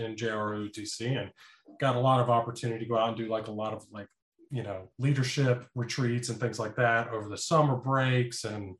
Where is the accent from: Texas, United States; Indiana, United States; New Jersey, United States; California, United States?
Texas, United States; also born or lived in Mississippi; So I am originally from Texas. My father was a military man himself, so we moved around a little bit. We eventually ended up landing in Mississippi